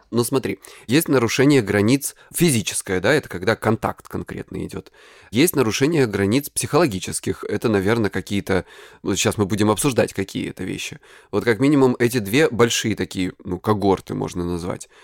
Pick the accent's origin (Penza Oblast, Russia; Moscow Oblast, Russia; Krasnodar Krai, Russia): Krasnodar Krai, Russia; я с Кубани